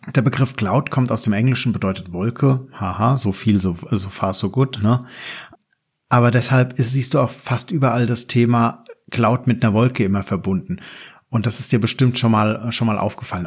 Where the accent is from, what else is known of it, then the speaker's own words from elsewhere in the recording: Germany; bei uns in Deutschland